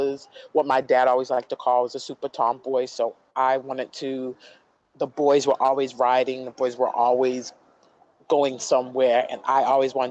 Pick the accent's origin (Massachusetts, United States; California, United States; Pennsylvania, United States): Massachusetts, United States; Boston; also born or lived in Cape Cod, Massachusetts; I am from New England, was raised in Boston as well as Cape Cod